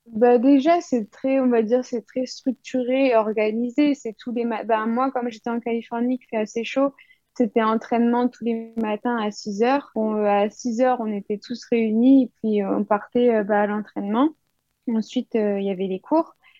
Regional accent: Île-de-France, France; moved away as an adult; also born or lived in United States; j'ai grandi en France, bah, en île de france

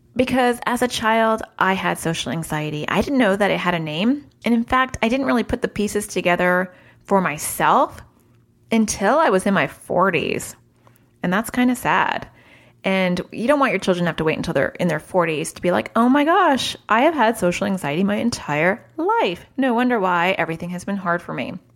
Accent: New York City, New York, United States; I was born in New York City

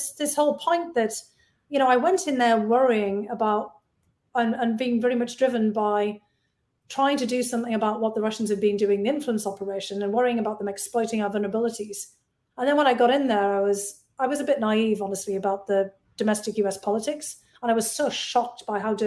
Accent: Bishop Auckland, North East England, United Kingdom; moved away as an adult; now in United States; Bishop Auckland, my hometown.

